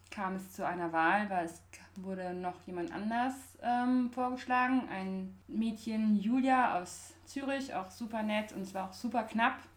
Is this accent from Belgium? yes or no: yes; Belgium; moved away as an adult; now in Munich, Germany; Meine Mutter arbeitet bei der EU. Ähm, ich bin in Belgien aufgewachsen und das hat mir immer schon so Spaß gemacht, auf Englisch zu reden. Und dann, als ich nach München kam fürs Studium